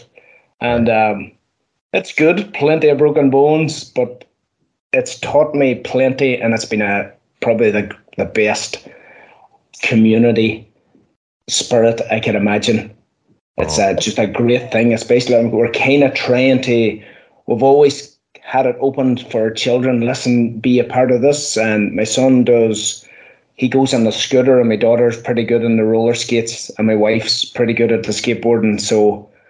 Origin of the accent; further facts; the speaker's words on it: Northern Ireland, United Kingdom; moved away as an adult; now in Donegal, Ireland; I grew up in Northern Ireland, which is, as the crow flies, is about 1 mile from here